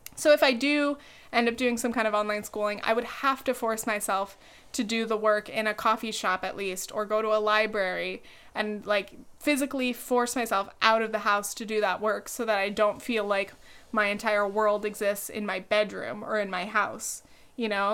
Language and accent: English; California, United States; moved away as an adult; now in New York, United States; I could go back to California, but I, if, I, I don't have any roots there. even though it's, like, my home state, more than anywhere else